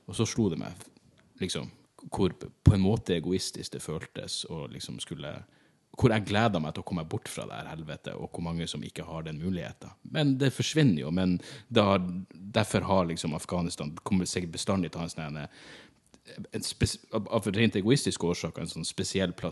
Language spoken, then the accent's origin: Norwegian; Norway; Jeg er glad jeg er født i Norge.